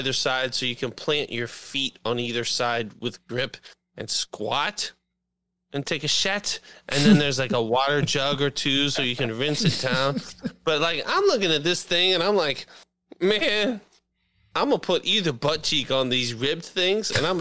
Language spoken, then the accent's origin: English; United States; I'm American and stiff and fucking old